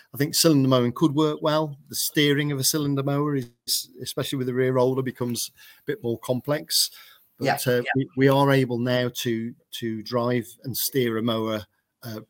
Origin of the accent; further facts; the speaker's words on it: England, United Kingdom; we're Englishmen building lawnmowers